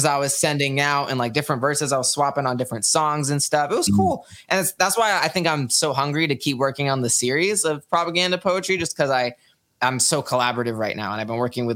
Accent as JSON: {"language": "English", "town": "Sacramento", "region": "California", "country": "United States", "said": "I am from Sacramento, California."}